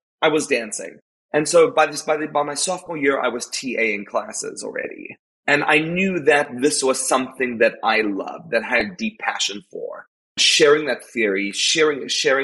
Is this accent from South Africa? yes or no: yes; South Africa; moved away; I am South African.